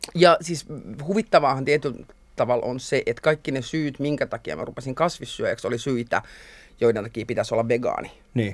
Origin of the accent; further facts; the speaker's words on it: Helsinki, Uusimaa, Finland; mä oon helsinkiläinen, mä oon ihan umpi stadilainen. Okay. Mä oon asunut lapsuuteni Merihaassa.